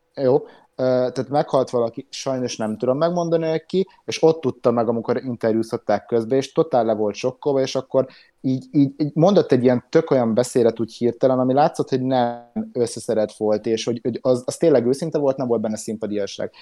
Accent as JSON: {"language": "Hungarian", "country": "Hungary", "said": "a magyarok vagyunk"}